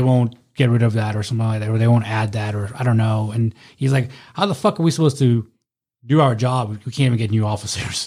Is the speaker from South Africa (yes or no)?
yes; South Africa; now in United States; I was born in South Africa.